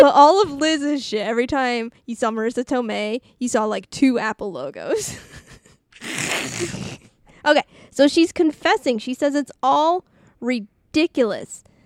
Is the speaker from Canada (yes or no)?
yes; Canada; I am so French